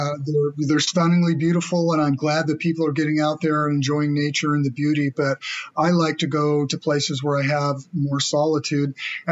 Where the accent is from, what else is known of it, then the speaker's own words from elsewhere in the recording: Anderson, California, United States; also born or lived in Ashland, Oregon; I grew up outside of Anderson, California, which is just south of Redding. So in the upper part of Northern California, the rural part of California.